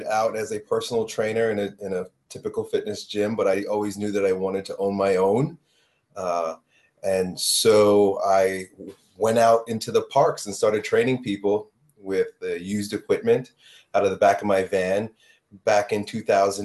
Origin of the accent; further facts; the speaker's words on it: a suburb of New York City, United States; growing up in a suburb of New York City